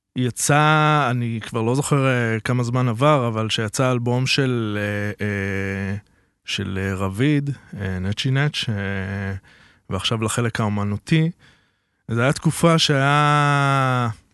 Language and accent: Hebrew; Netanya, Central District, Israel; גדלתי אה, בנתניה